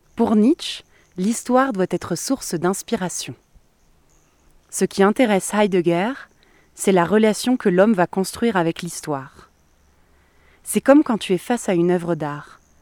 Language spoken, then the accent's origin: French; France; now in Mexico City, Mexico; je suis française. Je suis d'un pays qui a colonisé